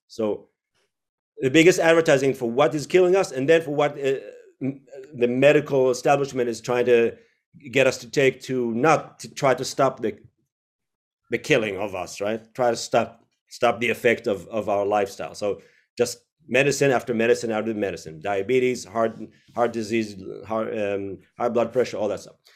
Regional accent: Israel; moved away; also born or lived in United States / Tel Aviv; I was born in the U S, but grew up in Israel.

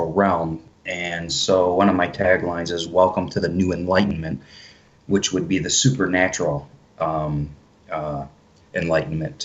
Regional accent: Detroit, Michigan, United States; So I've lived in Michigan my whole life, born and raised in Detroit, and then moved out, you know, further away from the city.

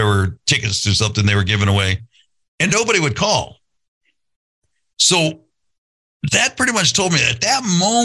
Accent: Santa Barbara, California, United States; I grew up in Santa Barbara

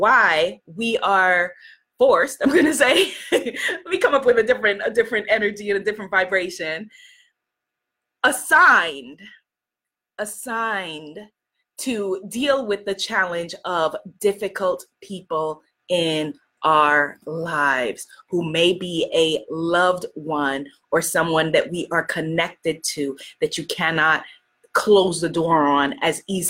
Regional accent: New York, United States; I grew up in New York

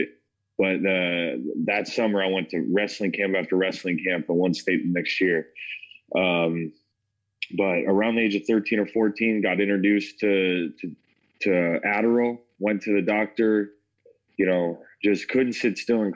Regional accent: Parker, Colorado, United States; also born or lived in Denver, Colorado; I grew up in Parker, Colorado, born in Denver, grew up in Parker, grew up with a good family

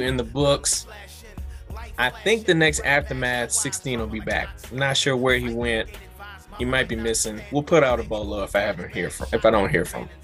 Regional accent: Louisiana, United States; we're from Louisiana

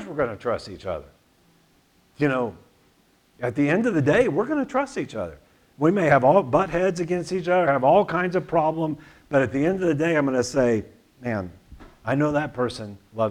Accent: Tulsa, Oklahoma, United States; I grew up in Tulsa.

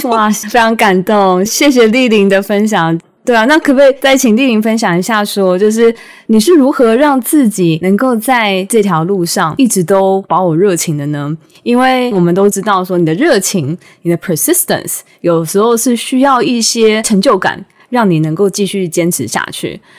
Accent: Taiwan; 我们的家乡台湾

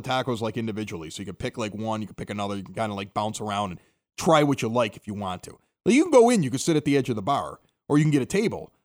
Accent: Chicago, Illinois, United States; I'm from the South Side, and I call everything like, hey, I'm going up to Unidad

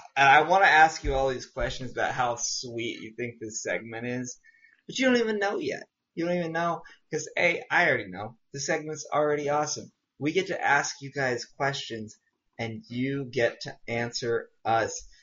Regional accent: Southwest, United States; I grew up in the Southwest, which is true

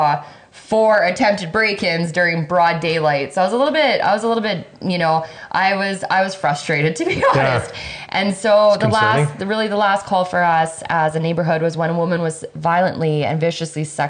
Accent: Lethbridge, Alberta, Canada; Born and raised on the north side. I've been in this beautiful, amazing city of Lethbridge for my whole life

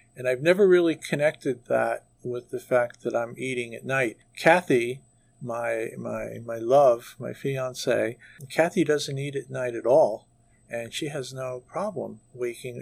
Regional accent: New York City, New York, United States; moved away; I was born and raised in New York City, went to school there, went to college there, and worked there for years

